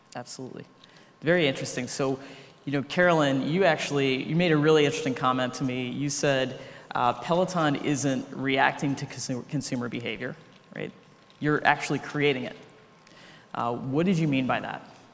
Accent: Ohio, United States; now in New York, United States; I'm from Ohio

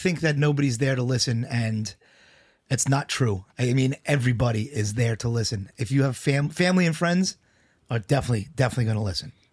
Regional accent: New York City, New York, United States; I grew up in Bayside, but, uh, I used to hang out in Glendale

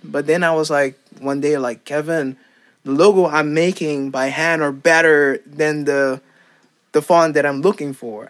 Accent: Curaçao; first language Papiamento; English is a second language; moved away as an adult; also born or lived in Aruba; now in Netherlands; I was born in Curacao, and then I lived there for like um, lived there for a while, and then I moved to Aruba. But the the same amount of time that I lived in Curacao, I lived in Aruba

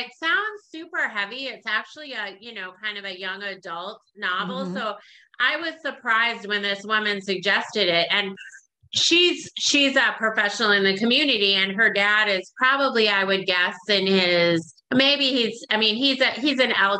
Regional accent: South Dakota, United States; moved away; I'm from South Dakota. I grew up in South Dakota

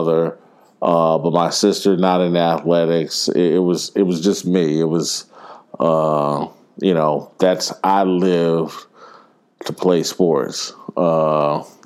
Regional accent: Indianapolis, Indiana, United States; I grew up in Indianapolis, Indiana

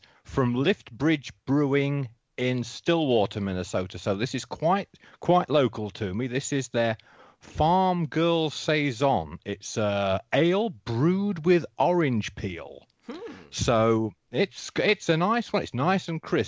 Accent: England, United Kingdom; accent: English

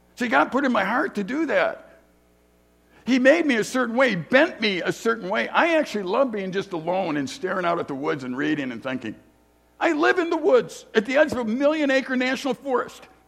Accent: Chicago, Illinois, United States; I grew up in Chicago

